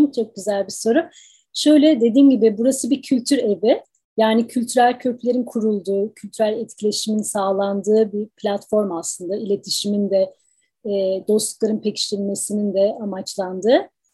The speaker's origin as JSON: {"language": "Turkish", "region": "Ankara", "country": "Turkey", "tie": "born or raised there", "moved": "as an adult", "lives_now": "Washington, United States", "said": "Ben Türkiye'de Ankara doğumluyum."}